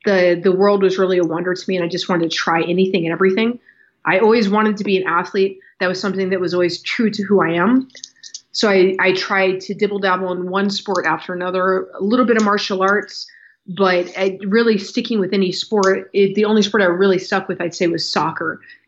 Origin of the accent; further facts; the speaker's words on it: Okinawa, Japan; Okinawa is where I identify as being home. It's where I connect with culturally. It's the background that I recognize more than anything.